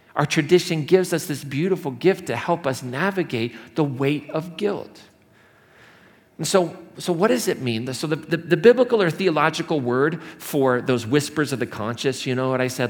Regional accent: Indiana, United States; moved away as an adult; now in Colorado, United States; the Midwest where I grew up or in Indiana

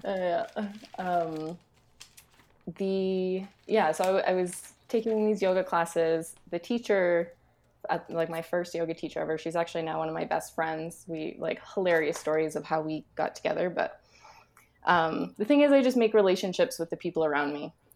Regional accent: Alberta, Canada; moved away as an adult; also born or lived in Scotland; I grew up in Alberta, but I, like, lived across the country and then in Scotland

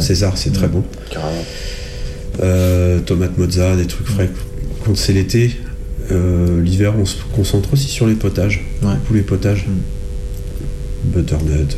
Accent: Selles-sur-Cher, Centre-Val de Loire, France; je viens de Celle-sur-Cher.

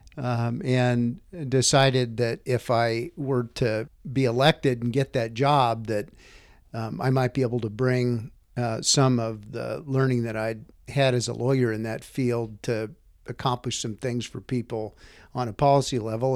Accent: Whitefish, Montana, United States; also born or lived in western Nebraska; I grew up in Whitefish. Uh, we moved there when I was eight years old. Um, I'd been born in western Nebraska

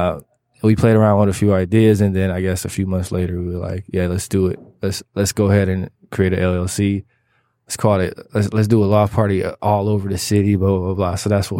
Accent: Detroit, Michigan, United States; I grew up on Finkel and Schaefer.

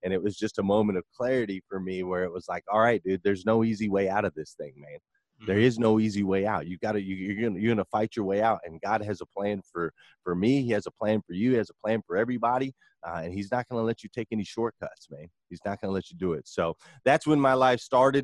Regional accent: Flagstaff, Arizona, United States; I grew up in Flagstaff, Arizona

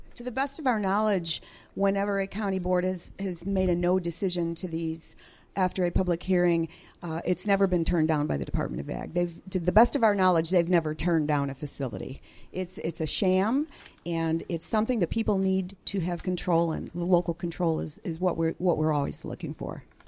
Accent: Chicago, Illinois, United States; moved away as an adult; now in Central Illinois, United States; I'm a, a city suburban girl, born and born and raised in the Chicago metropolitan area

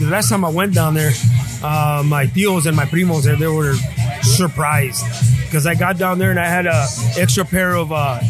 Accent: Jalisco, Mexico; moved away; I come from Mexico. Mm-hmm. Vengo de México.

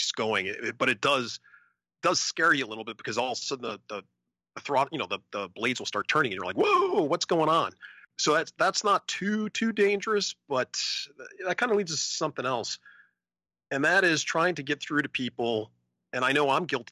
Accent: Alaska, United States; I'm from Alaska

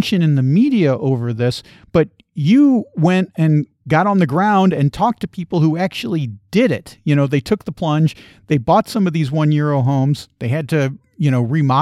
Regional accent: United States; as an American

